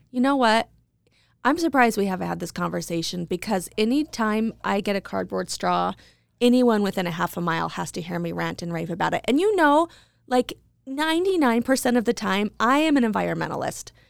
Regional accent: Idaho Falls, Idaho, United States; moved away; also born or lived in New York City; when I moved to New York, I was from Idaho Falls

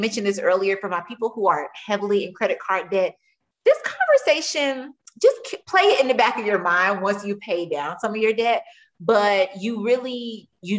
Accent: Tampa, Florida, United States; I'm from Tampa

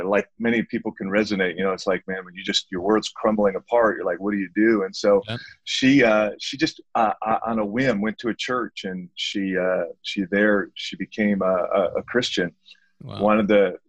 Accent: Detroit, Michigan, United States; I grew up in Detroit, Michigan

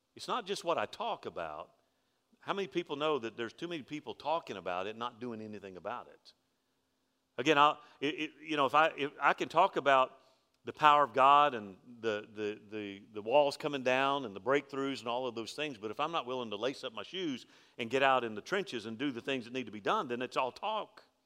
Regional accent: Alabama, United States; I'm from Alabama.

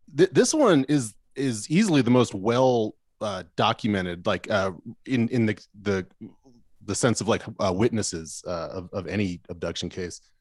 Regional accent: Arizona, United States; I grew up in Arizona

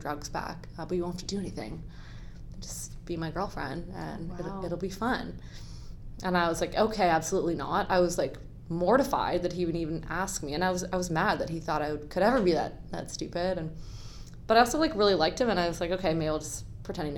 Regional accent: Hamilton, Ontario, Canada; also born or lived in Guelph, Ontario; I grew up in Hamilton, Ontario, and I went to Guelph University. I'm actually living back in Hamilton now

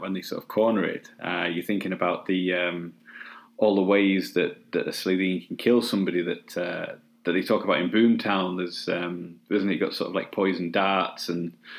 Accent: England, United Kingdom; now in North of England, United Kingdom; I kind of grew up further down the country, so I still say "mum."

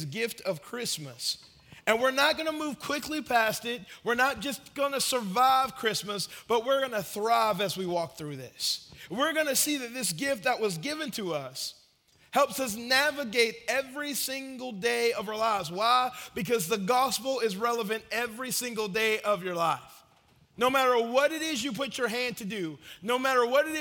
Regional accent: Marietta, Georgia, United States; now in Murfreesboro, United States; When I was growing up in Marietta, Georgia

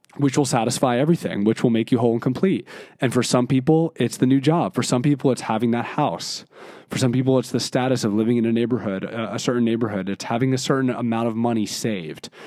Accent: Philadelphia, Pennsylvania, United States; being eighteen, and growing up in Philadelphia

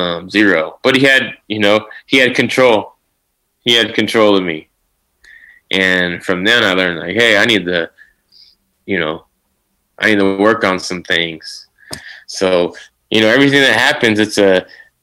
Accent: Sacramento, California, United States; also born or lived in Santa Barbara, California; I was born in Santa Barbara, but I've moved to Sacramento when we were four. So I've been here for 30 years.

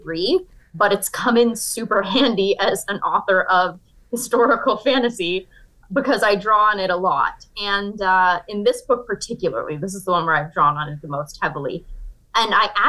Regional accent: Niagara region of Ontario, Canada; moved away as an adult; now in New York, United States; I grew up in Canada

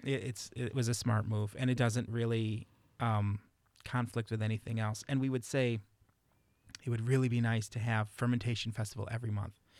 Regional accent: Chicago, Illinois, United States; now in Reedsburg, United States; growing up in Chicago

